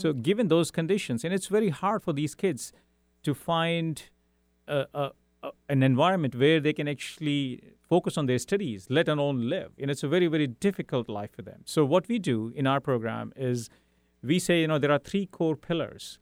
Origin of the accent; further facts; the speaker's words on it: India; English is a second language; moved away as an adult; also born or lived in Europe; now in Seattle, United States; I grew up in India, then lived in Europe for five years